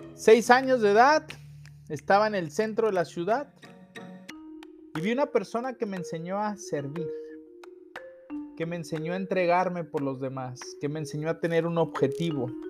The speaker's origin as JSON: {"language": "Spanish", "country": "Mexico", "said": "como buen mexicano"}